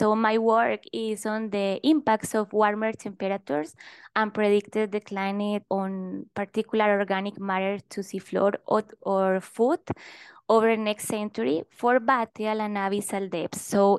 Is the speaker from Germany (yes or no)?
no; Colombia; now in Brazil; I'm from Colombia, and I'm here in Brazil